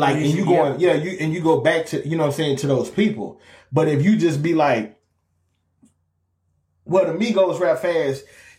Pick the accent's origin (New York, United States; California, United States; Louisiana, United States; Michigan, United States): Louisiana, United States; We're both from Louisiana.